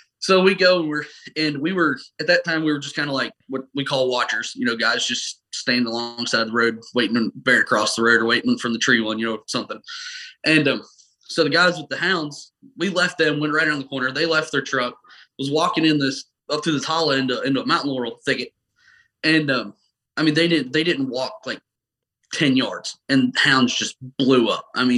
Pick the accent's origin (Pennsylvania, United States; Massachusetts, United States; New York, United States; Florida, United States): Pennsylvania, United States; born there; I was born in Pennsylvania. We deer hunted up there.